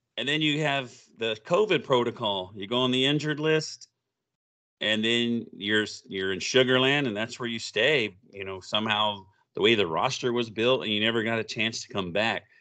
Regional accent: Oklahoma, United States; I grew up in Oklahoma, so I'm a big O U fan

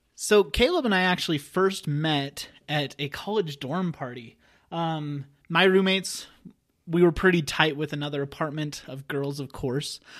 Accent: Wyoming, United States; I'm originally from Wyoming, a small town in Wyoming

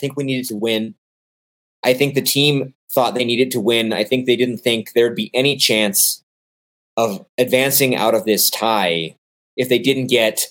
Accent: Portland, Oregon, United States; moved away as an adult; now in Guanajuato, Mexico; I am born and raised in Portland, Oregon.

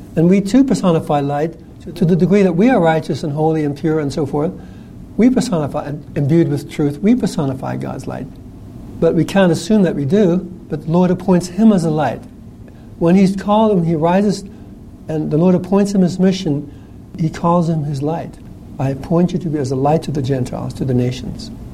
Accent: New Zealand; I grew up in New Zealand

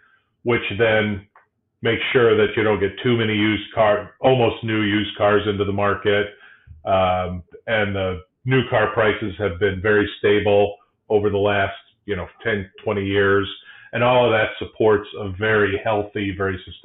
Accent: South Bend, Indiana, United States; now in Michigan, United States; I grew up in South Bend

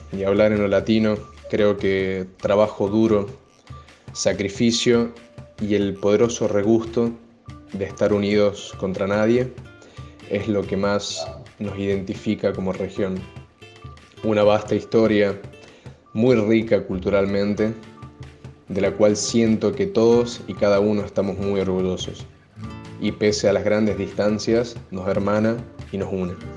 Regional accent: Catamarca, Argentina; soy argentino de la no tan conocida pero sí muy pintoresca provincia de Catamarca

